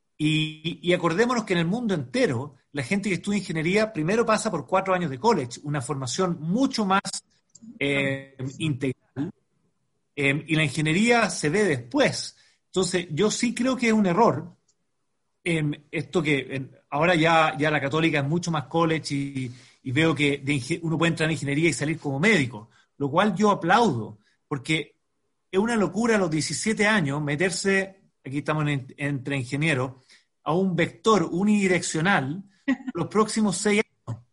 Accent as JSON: {"language": "Spanish", "country": "Chile", "said": "como chileno"}